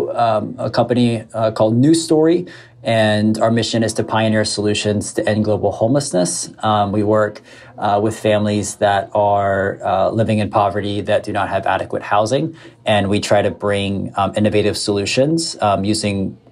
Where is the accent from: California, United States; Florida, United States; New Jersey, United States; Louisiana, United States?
Florida, United States; South; We grew up mostly in South Florida.